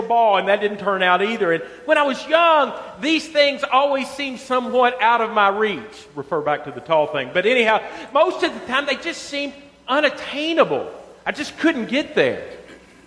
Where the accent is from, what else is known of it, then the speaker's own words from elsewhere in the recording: Western Kentucky, United States; I was from Western Kentucky